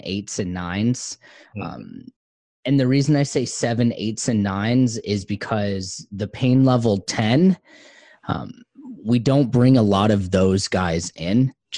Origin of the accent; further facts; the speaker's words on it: Tennessee, United States; So I used all kinds of weird lingo growing up in Tennessee on a farm and saying things like y'all and ain't and I reckon. And obviously the accent has gone.